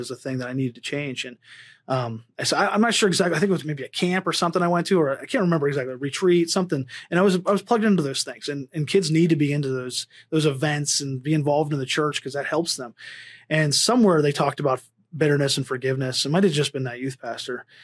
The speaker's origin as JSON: {"language": "English", "region": "Pennsylvania", "country": "United States", "tie": "born or raised there", "moved": "yes", "lives_now": "Las Vegas, United States", "said": "I grew up in Pennsylvania."}